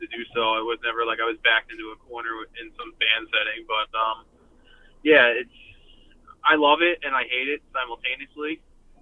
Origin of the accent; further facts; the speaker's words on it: Doylestown, Pennsylvania, United States; Growing up in Doylestown, as far as going to shows, because we didn't have any venues